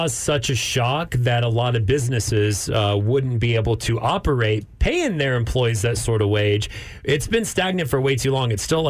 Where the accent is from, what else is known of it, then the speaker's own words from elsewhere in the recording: Amarillo, Texas, United States; now in Austin, United States; my hometown, Amarillo, Texas.